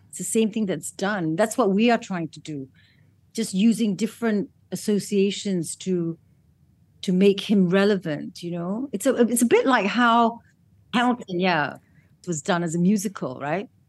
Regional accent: Malaysia

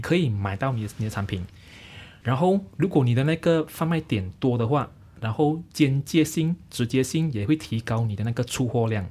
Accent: Selangor, Malaysia; 我是来自这一个丹龙寺坝，丹江寺坝新庄十八新村。嗯。它其实是位于在这个雪兰莪州最南部的一个小镇

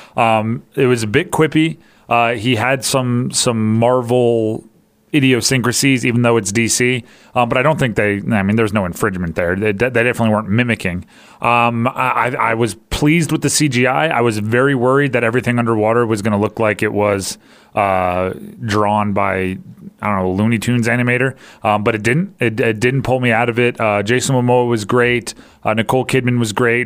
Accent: Hawaii, United States; I grew up in Hawaii

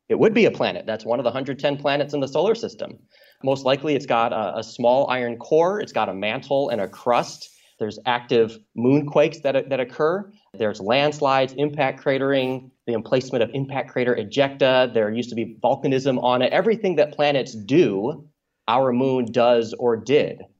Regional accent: Michigan, United States; as a kid growing up in Michigan

